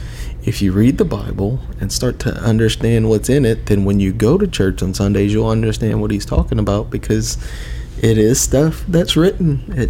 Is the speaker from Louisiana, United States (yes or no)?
yes; Lawtell, Louisiana, United States; I grew up in Lawtell, which is between Opelousas and Eunice